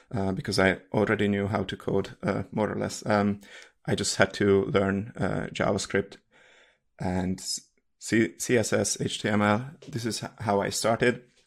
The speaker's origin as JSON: {"language": "English", "country": "Hungary", "second_language": "English", "moved": "as an adult", "lives_now": "Munich, Germany", "said": "I'm from Hungary and I live in Germany, Munich."}